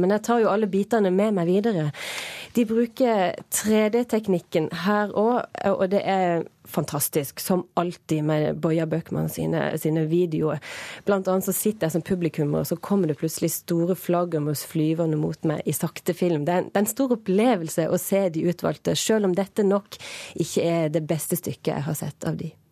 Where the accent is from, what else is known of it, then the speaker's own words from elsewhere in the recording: Norway; vi som nordmenn